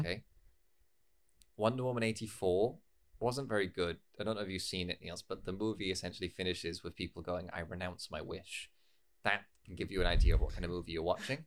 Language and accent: English; United Kingdom; I'm a British person